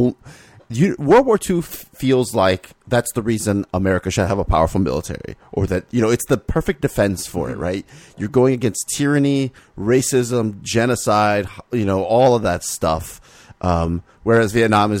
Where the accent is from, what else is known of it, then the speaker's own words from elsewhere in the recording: Miami, Florida, United States; I grew up in Miami